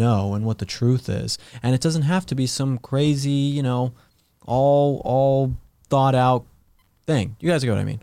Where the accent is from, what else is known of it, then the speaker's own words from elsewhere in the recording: Colorado, United States; I'm from Colorado